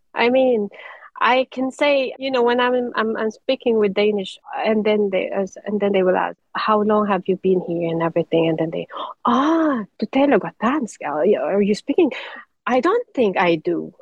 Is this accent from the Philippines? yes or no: yes; Philippines; moved away as an adult; now in Denmark; us being Filipino